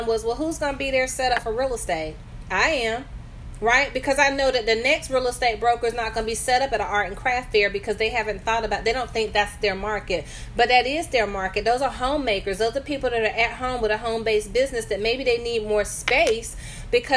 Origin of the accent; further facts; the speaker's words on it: the South, United States; now in North Carolina, United States; I'm a Southerner for sure at heart and forever.